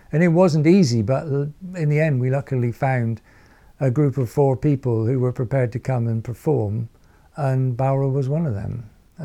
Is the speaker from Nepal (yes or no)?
no; England, United Kingdom; now in Iceland; I'm resident in Iceland, but I'm from England, and I'm a folk music musician of many years, and also work as a visual artist